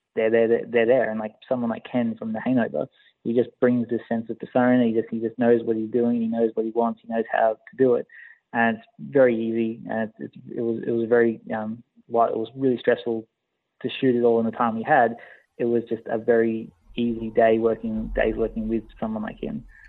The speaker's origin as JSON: {"language": "English", "country": "Australia", "tie": "born or raised there", "said": "always grew up in Australia. I'm Australian"}